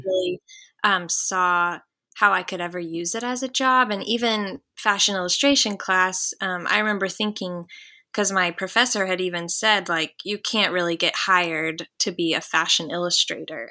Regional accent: The Woodlands, Texas, United States; also born or lived in Waco, Texas; So I grew up in the Houston area, but I grew up in the Woodlands, um, oh. a town oh. outside of Houston

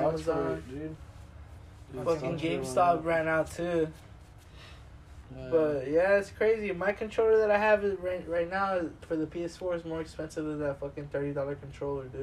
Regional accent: Mexico; us Mexicans have fucking coolers full of beer

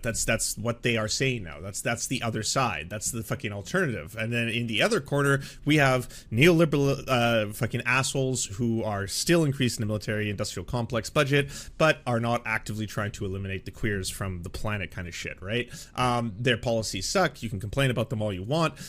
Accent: Canada; I'm a Canadian

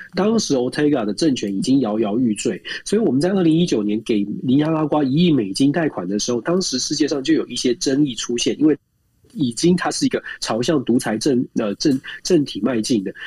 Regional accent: Taiwan; moved away; 毕竟我们在台湾也长大

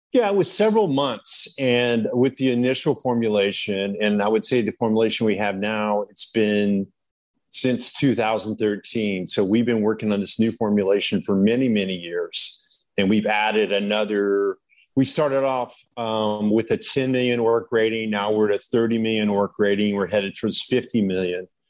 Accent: Malibu, California, United States; I was from Malibu

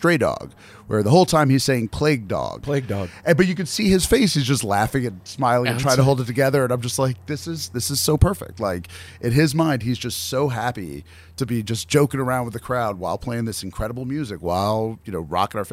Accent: New York, United States; moved away as an adult; now in western US; I'm from New York and I live out west

